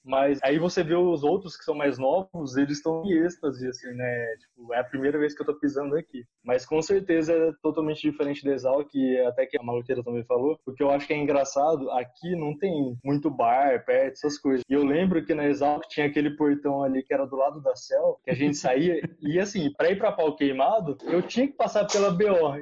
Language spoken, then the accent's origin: Portuguese; Paulínia, São Paulo, Brazil; meus tios têm clínica na minha cidade, como eu já queria ficar na área de saúde, eles já me chamaram para gerenciar a clínica para eles. E aí eu trabalhei três anos e meio com eles na clínica em Paulínia mesmo